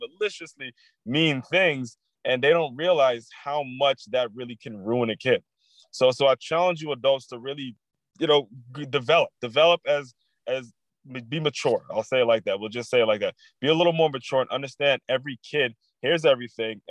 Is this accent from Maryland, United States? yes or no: yes; Maryland, United States; I'm from Maryland